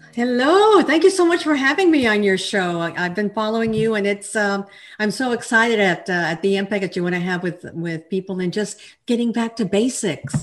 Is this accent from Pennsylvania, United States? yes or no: no; El Paso, Texas, United States; moved away as an adult; now in Fort Worth, United States; I'm a Texan. I'm originally from El Paso, and I now live in the Fort Worth area